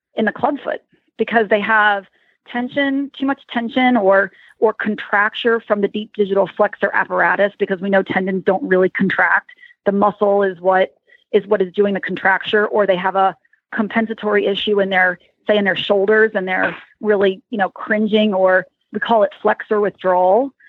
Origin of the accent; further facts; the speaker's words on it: Lancaster County, Pennsylvania, United States; something comes out and shows I'm from Lancaster County